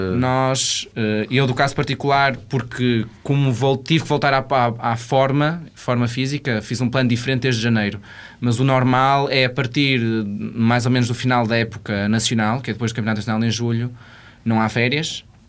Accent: Portugal; como português

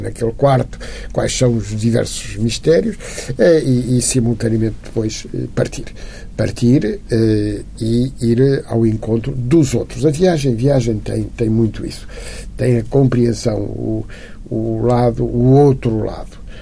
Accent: Lisbon, Portugal; eu nasci em casa do meu avô, eh, essa casa antiga foi entretanto demolida, era ali em Campo de Orique, na rua Infantaria 16, onde eu nasci

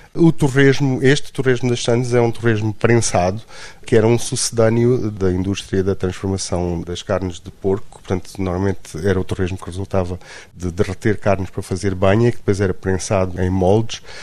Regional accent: Luanda, Luanda Province, Angola; also born or lived in Trás-os-Montes, Portugal; now in Lisbon, Portugal; eu na realidade nasci em Luanda, em Angola, mas uh, passei uh, muito tempo da minha vida em Lisboa.

